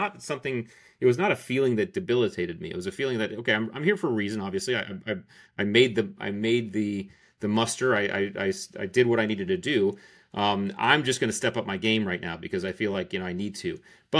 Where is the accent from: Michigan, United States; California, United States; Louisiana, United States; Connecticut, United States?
Connecticut, United States; Yeah, sure. I grew up in Connecticut. I joined the Navy.